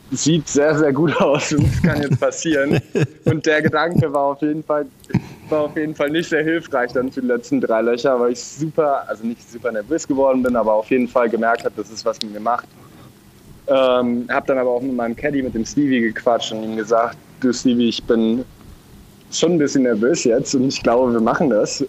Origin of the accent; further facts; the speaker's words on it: Cologne, North Rhine-Westphalia, Germany; mit unserer kölschen, kölschen Art